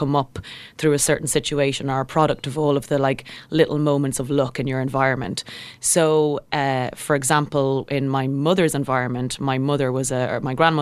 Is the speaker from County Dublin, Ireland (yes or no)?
no; Kildare, County Kildare, Ireland; I grew up in just outside of Kildare town